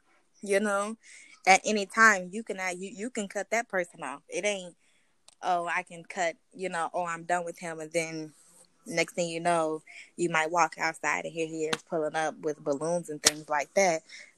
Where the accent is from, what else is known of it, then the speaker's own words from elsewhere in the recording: Minneapolis, Minnesota, United States; I am from Minneapolis, Minnesota. Yeah, I'm from Minneapolis, Minnesota. It's super cold here. We have a lot of snow.